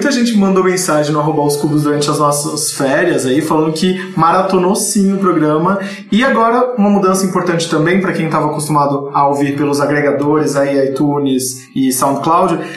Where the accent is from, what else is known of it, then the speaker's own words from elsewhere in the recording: Brazil; como bom brasileiro, eu precisava entregar as coisas meia-noite de ontem